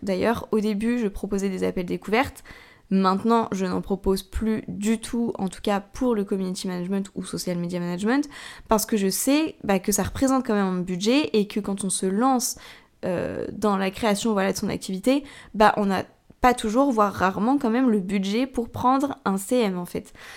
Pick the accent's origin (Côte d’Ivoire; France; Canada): France; Tours, Centre-Val de Loire; moi je suis de Tours